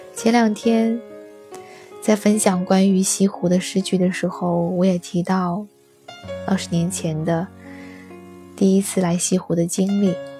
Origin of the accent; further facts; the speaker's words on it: on the Yangtze River, southern China, China; 我是南方人 我的家乡就在长江边上